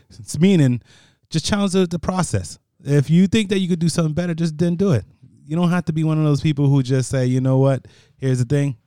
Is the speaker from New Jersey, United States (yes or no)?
yes; Paterson, New Jersey, United States; I was born in Patterson, New Jersey. Patterson, New Jersey is, is hood as it gets